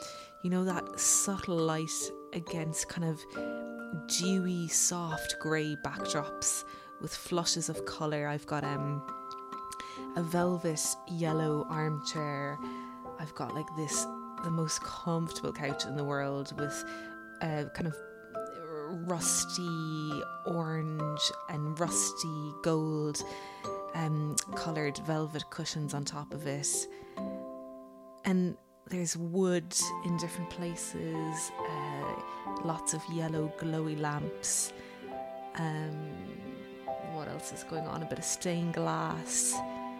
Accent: Cork, Munster, Ireland; now in Westport, Ireland; growing up in Cork

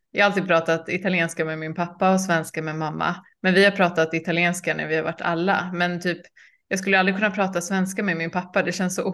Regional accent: Gothenburg, Västra Götaland, Sweden; moved away as an adult; also born or lived in Croatia; jag är uppväxt eh, i Göteborg.

